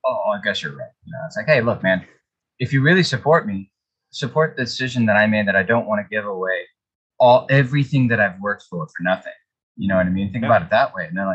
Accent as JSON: {"language": "English", "region": "Florida", "country": "United States", "said": "We're from Florida"}